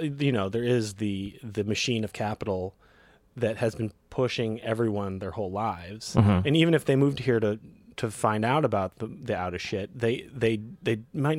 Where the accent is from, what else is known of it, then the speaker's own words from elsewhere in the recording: New Hampshire, United States; also born or lived in Connecticut; So I grew up in New England.